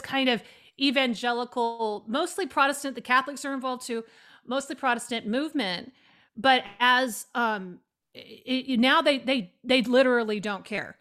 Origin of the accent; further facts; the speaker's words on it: Oregon, United States; moved away as an adult; also born or lived in New York City; I grew up in Oregon, which is a very secular place, honestly